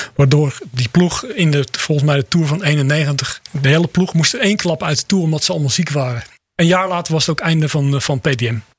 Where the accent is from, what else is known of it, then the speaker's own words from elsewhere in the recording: Netherlands; als Nederlander